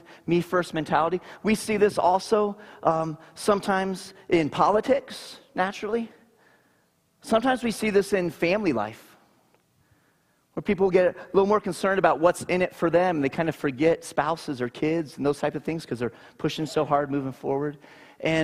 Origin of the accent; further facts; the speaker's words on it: Naples, Florida, United States; I grew up in Naples, Florida